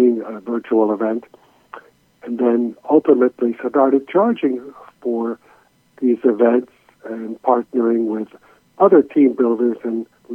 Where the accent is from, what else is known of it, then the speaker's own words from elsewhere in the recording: New York City, New York, United States; now in Jacksonville, United States; I was born in New York City, and I was made in Hungary just before